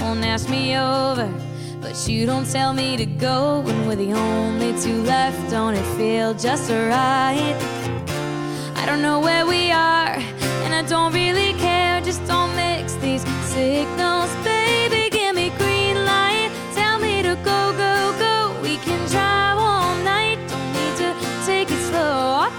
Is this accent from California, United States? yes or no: no; Charleston, South Carolina, United States; I am coming to y'all from my hometown, Charleston, South Carolina, right now.